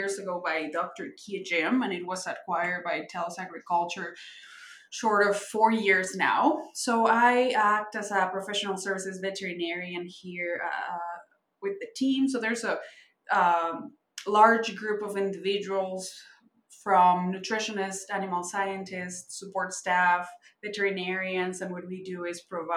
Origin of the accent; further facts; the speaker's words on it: Mexico City, Mexico; moved away as an adult; also born or lived in Kansas, United States; now in Canada; I was raised in Mexico City.